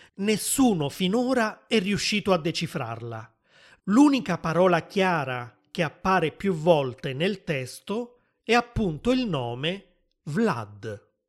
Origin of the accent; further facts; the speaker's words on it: Naples, Campania, Italy; sono nato a Napoli ed è proprio della mia città